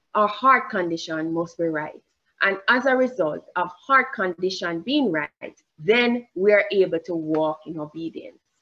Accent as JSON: {"language": "English", "country": "Jamaica", "accent": "Jamaican", "said": "I have a Jamaican accent."}